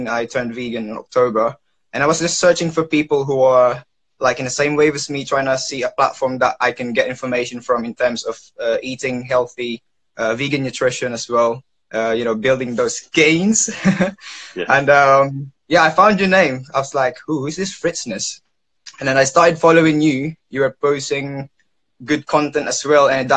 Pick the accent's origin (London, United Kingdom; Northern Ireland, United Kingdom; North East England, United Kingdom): London, United Kingdom; I am from London, United Kingdom